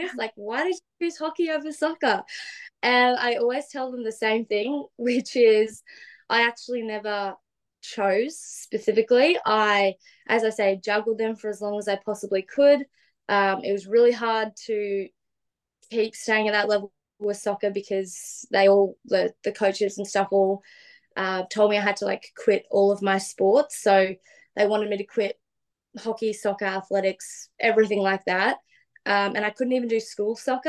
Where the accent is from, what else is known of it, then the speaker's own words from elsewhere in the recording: Gold Coast, Queensland, Australia; we grew up in the Gold Coast hinterland um, in a place called Binnaburra.